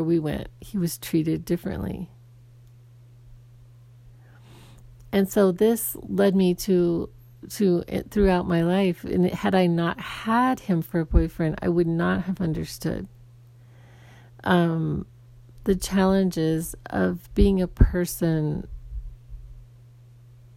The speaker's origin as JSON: {"language": "English", "region": "Arizona", "country": "United States", "tie": "born or raised there", "said": "I grew up in Arizona, and when I was young, I did not grow up with a lot of diversity"}